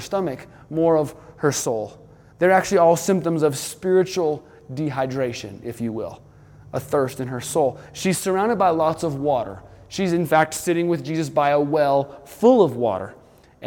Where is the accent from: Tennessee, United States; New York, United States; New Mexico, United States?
New Mexico, United States; also born or lived in Malibu, California; now in Colorado, United States; I grew up in New Mexico, the desert Southwest, where we didn't see much standing water